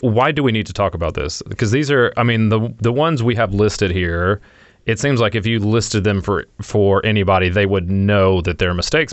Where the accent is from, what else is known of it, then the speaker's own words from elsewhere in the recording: Louisiana, United States; now in Raleigh, United States; I lived in Louisi-, I grew up in Louisiana